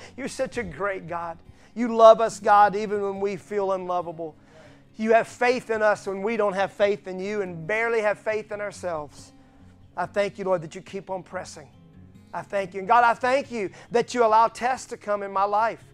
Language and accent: English; Mississippi, United States; I'm from Mississippi